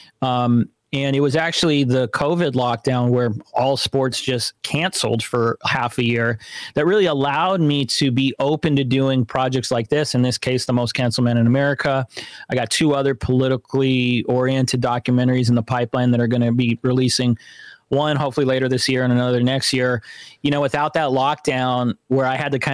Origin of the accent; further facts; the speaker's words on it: California, United States; We were both born and raised in California